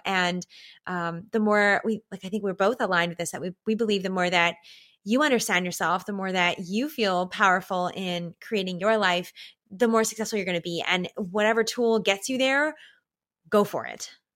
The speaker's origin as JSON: {"language": "English", "country": "Canada", "said": "as a Canadian, as a real authentic Canadian here"}